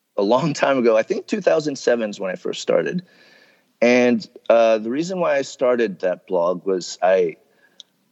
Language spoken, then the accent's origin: English; United States; I grew up here in the States